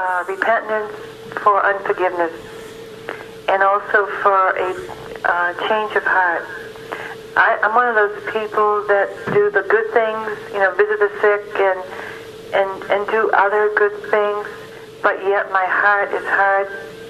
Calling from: Massachusetts, United States

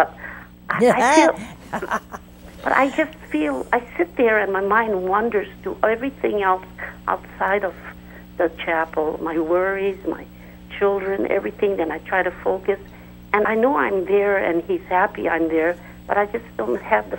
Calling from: Modesto, California, United States; Modesto, California, Mother.

